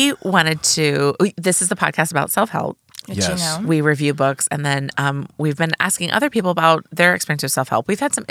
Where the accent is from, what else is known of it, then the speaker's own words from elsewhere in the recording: Champaign, Illinois, United States; I was born in Champaign, Illinois.